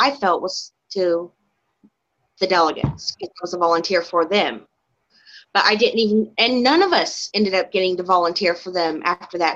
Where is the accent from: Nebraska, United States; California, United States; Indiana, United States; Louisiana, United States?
Indiana, United States; I'm from Indiana.